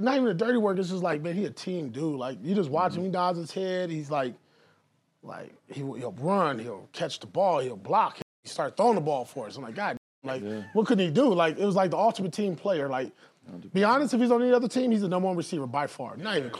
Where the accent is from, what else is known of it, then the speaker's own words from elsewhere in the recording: Compton, California, United States; I grew up in Compton, California.